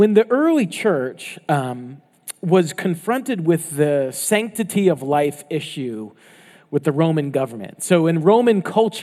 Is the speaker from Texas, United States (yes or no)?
no; Florida, United States; moved away; I grew up in Florida